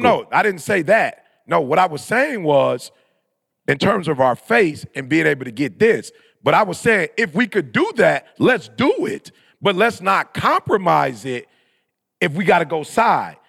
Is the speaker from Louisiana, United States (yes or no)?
no; Michigan, United States; also born or lived in California; we were born and raised in Michigan